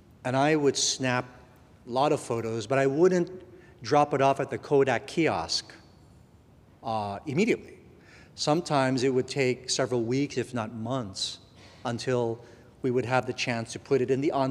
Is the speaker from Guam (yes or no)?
yes; Guam; moved away; I was born in Guam, and my parents had me when they were teenagers